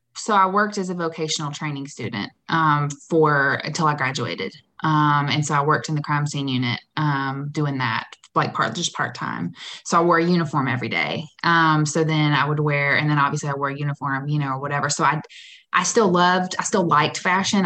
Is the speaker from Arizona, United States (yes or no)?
no; Warner Robins, Georgia, United States; moved away as an adult; also born or lived in Nashville, Tennessee; now in Atlanta, United States; I'm from Warner Robins, Macon area